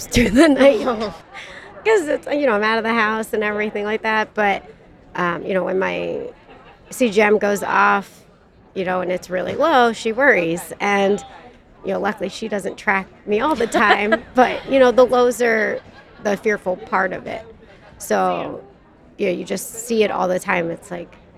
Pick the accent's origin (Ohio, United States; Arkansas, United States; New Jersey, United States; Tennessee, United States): New Jersey, United States; I am from New Jersey